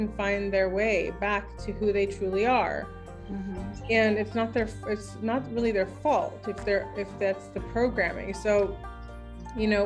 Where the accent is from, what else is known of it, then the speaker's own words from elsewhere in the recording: Ashland, Oregon, United States; I'm from Ashland